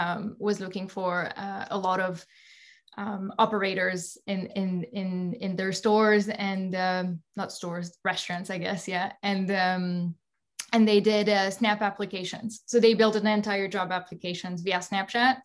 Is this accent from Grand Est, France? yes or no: yes; Alsace, Grand Est, France; moved away; also born or lived in Paris / San Francisco Bay Area; I'm from Alsace